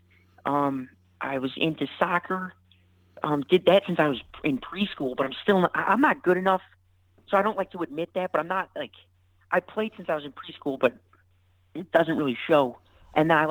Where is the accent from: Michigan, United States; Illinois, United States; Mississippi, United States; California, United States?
Illinois, United States; Park Ridge; moved away; Originally from a suburb of Chicago, Park Ridge